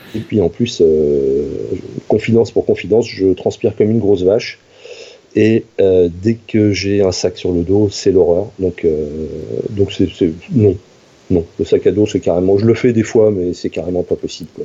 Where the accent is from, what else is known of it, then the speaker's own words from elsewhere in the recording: Normandy, France; J'ai grandi en Normandie.